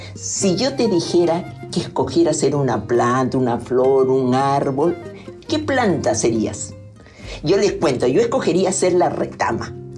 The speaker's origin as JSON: {"language": "Spanish", "country": "Peru", "said": "soy peruana"}